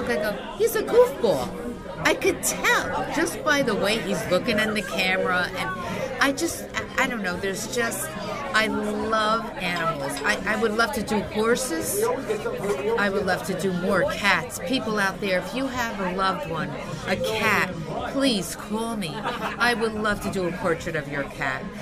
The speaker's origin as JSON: {"language": "English", "town": "Hawthorne", "country": "United States", "tie": "born or raised there", "said": "growing up in Hawthorne, as a lot of people know, you know, you go from kindergarten to eighth grade with the same kids"}